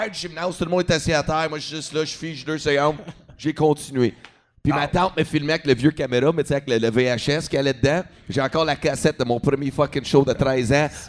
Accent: Edmonton, Alberta, Canada; now in Montreal, Canada; Ouais, moi, je suis parti d'Edmonton, Chris, quand même.

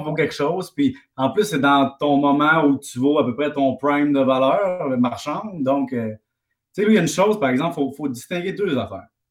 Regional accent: Salaberry-de-Valleyfield, Quebec, Canada; je viens de Valleyfield.

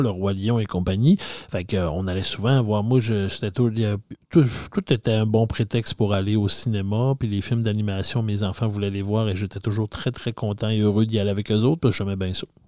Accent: Saguenay, Quebec, Canada; dans mon coin de pays, moi je viens du Saguenay, on avait le cinéparc Chicoutimi

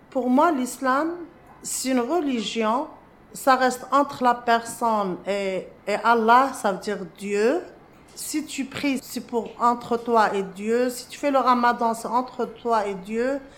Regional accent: Morocco; moved away as an adult; now in Montréal, Canada; Je suis arrivée au Québec du Maroc en octobre 2003. Je suis citoyenne canadienne depuis 2008.

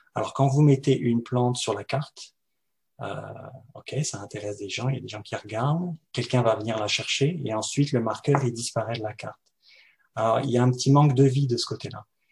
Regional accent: France; now in Montreal, Canada; je suis français, je viens de France

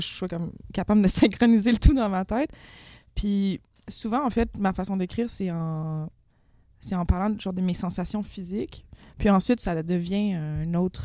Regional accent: Quebec, Canada; on est au Québec

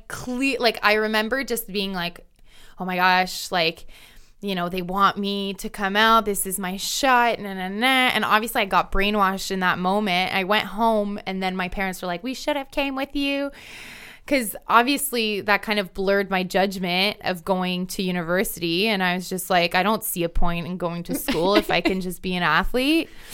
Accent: Ontario, Canada; there's a club in my home, you know, in my hometown. There's a bunch of clubs across Ontario

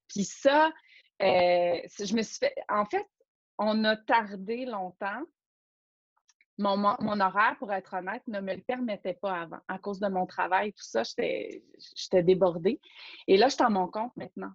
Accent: Rouyn-Noranda, Quebec, Canada; j'ai été élevée en Abitibi, à Rouen-Noranda plus précisément

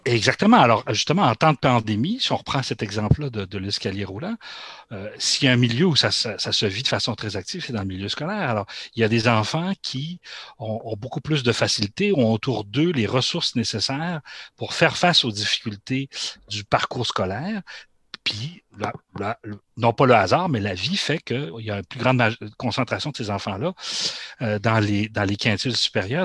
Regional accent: Quebec, Canada; chez nous au Québec

